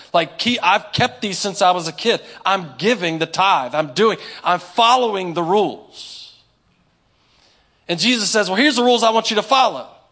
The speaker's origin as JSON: {"language": "English", "town": "Inwood", "region": "West Virginia", "country": "United States", "tie": "born or raised there", "said": "I grew up in Inwood. Y'all probably don't know nothing about South Berkeley"}